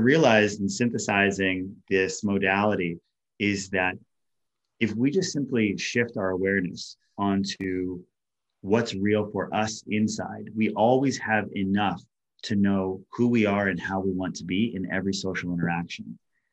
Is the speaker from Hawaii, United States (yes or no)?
yes; Hawaii, United States; being isolated and lonely growing up in Hawaii